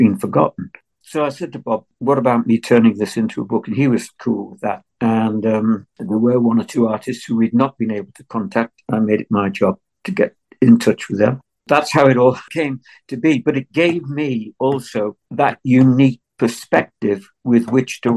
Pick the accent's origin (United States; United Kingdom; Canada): United Kingdom; Liverpool, North West England; also born or lived in Wirral; I was born and brought up in Liverpool, although I moved to the Wirral when I was young.